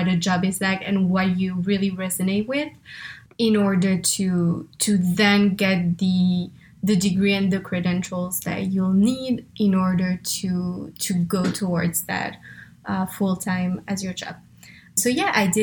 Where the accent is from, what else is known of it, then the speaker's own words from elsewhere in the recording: France; English is a second language; moved away; I'm originally from France, as you can probably hear, or if you were wondering where the accent is from, that's where.